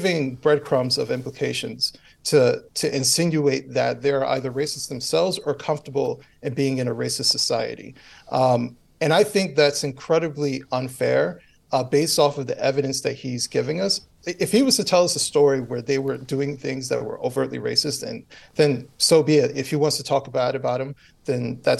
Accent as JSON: {"language": "English", "country": "United States"}